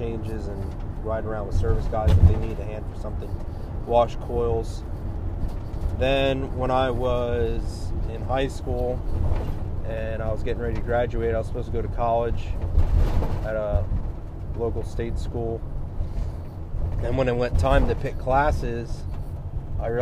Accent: Central Pennsylvania, United States; I'm from Central Pennsylvania

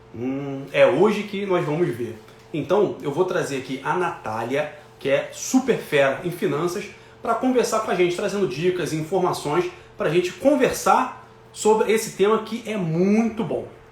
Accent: Rio de Janeiro, Brazil; Eu sou aqui do Rio.

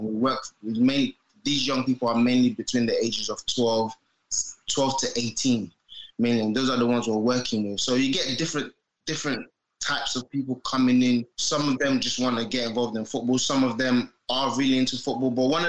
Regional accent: Peckham, London, United Kingdom; also born or lived in Nigeria; So I'm from Peckham. Cage football, which we called it like cage football on the pitch, normal concrete pitch, is what I grew up on. I was like maybe 11. I didn't initially grow up in England. I was born in Nigeria, so I lived there for like 11 years.

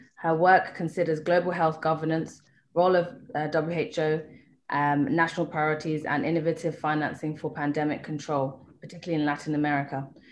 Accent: Kenya; being Kenyan and living here

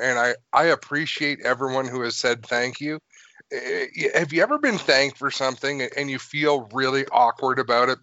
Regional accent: New York, United States; moved away; also born or lived in Canada; I'm half American, half Canadian. Mm-hmm. I spent a lot of my childhood in New York.

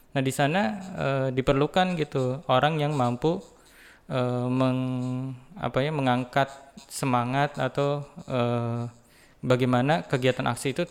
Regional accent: Cikarang, West Java, Indonesia; bagaimana uh, kehidupan di asal daerah saya ya di Cikarang

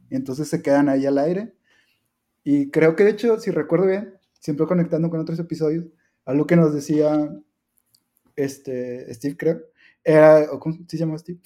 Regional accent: Mexico; la cultura que tenemos después como, como mexicanos

